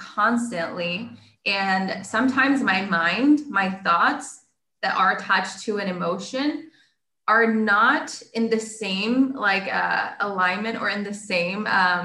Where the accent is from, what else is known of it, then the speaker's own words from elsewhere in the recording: Puerto Rico; first language Spanish; English is a second language; I'm from Puerto Rico